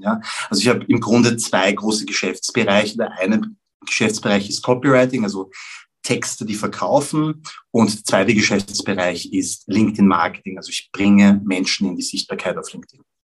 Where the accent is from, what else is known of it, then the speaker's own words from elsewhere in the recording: Vienna, Austria; ich bin in Wien geboren und aufgewachsen